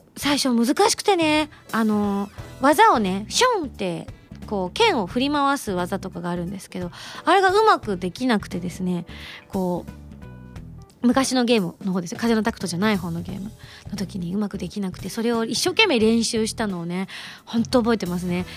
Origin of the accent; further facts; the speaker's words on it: Yamaguchi, Japan; moved away; 山口で地元に戻った時のイベントが一番緊張したんですよね